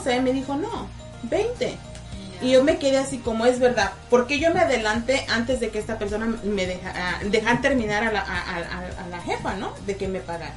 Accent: Mexico; now in United States; en México estamos acostumbrados

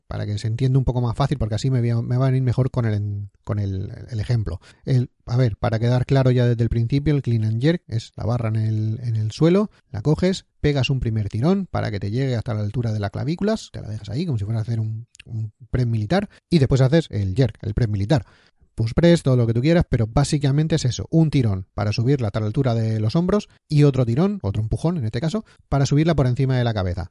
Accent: Spain; moved away as an adult; also born or lived in Barcelona / Scotland; cuando estaba en España, en mi pueblo viviendo

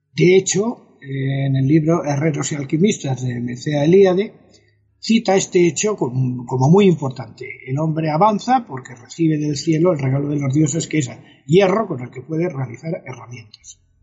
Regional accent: El Escorial, Community of Madrid, Spain; el monasterio del Escorial, que como tú sabes, es mi pueblo.

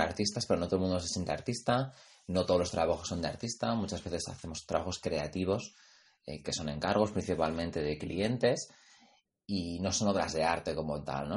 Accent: Pamplona, Navarre, Spain; mi tierra, yo soy de Pamplona

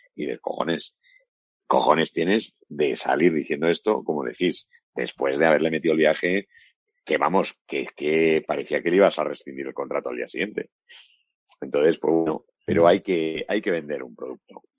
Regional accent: Valladolid, Castile and León, Spain; yo soy de Valladolid

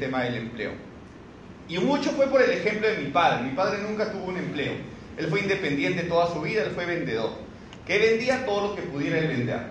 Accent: Cusco, Peru; moved away as an adult; now in Lima, Peru; empecé en la ciudad del Cusco, yo soy cusqueño, tengo un año y medio viviendo aquí en Lima recién

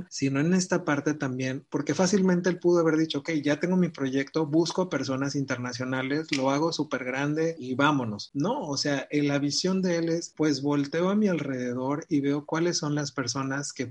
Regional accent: Jalisco, Mexico; soy de Jalisco, mexicano, claro.

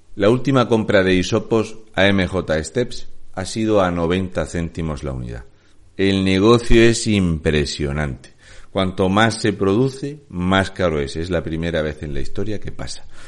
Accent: Region of Murcia, Spain; un murciano encabronado

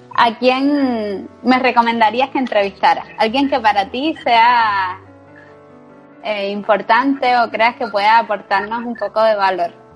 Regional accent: Cuba; now in Spain

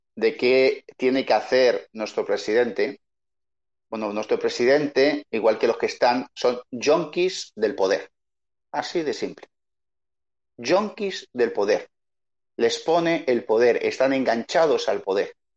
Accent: Madrid, Community of Madrid, Spain; moved away as an adult; now in Chile; yo soy un madrileño, que llevo 20 años en Chile

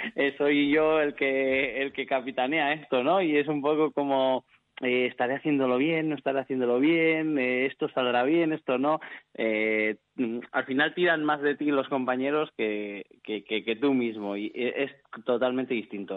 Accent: Bilbao, Basque Country, Spain; yo soy de Bilbao, nací en Bilbao, toda mi familia es gallega.

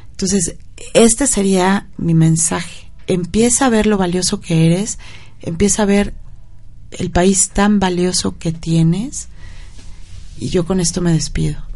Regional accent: Mexico; y bueno, como mexicano, saber que tenemos mucho potencial

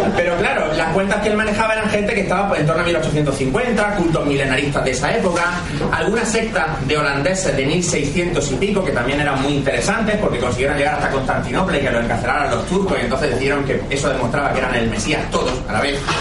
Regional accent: Andalusia, Spain; yo soy andaluz

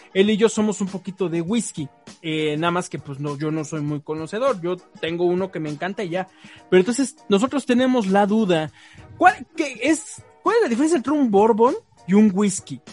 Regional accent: Tlaxcala, Mexico; nosotros somos acá de Tlaxcala

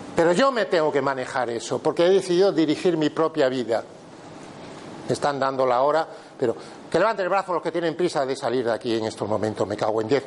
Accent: Pontevedra, Galicia, Spain; yo soy de Pontevedra

